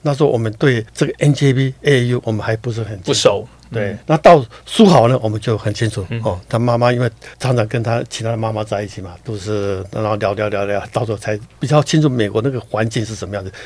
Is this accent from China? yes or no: no; Taiwan; moved away as an adult; also born or lived in United States; 苏伟回到我的故乡，台湾打直篮